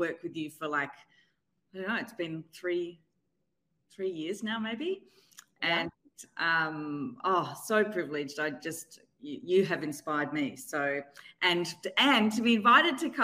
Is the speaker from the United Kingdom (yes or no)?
no; Australia; moved away as an adult; now in New York City, United States; I'm Australian, but living in New York City now.